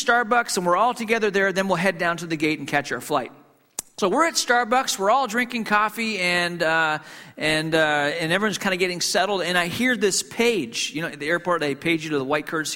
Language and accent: English; Hong Kong; moved away; I grew up in Hong Kong